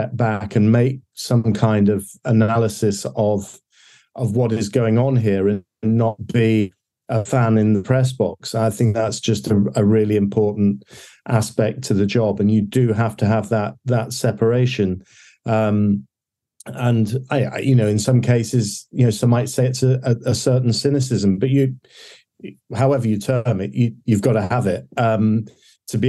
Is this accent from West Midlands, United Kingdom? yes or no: no; Leicester, East Midlands, United Kingdom; I come from Leicester.